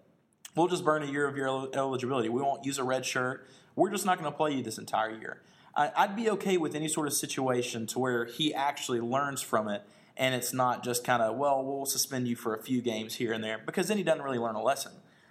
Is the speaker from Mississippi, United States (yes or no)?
yes; Starkville, Mississippi, United States; here from the Stingray and Tuck Show. I am actually from Starkville, Mississippi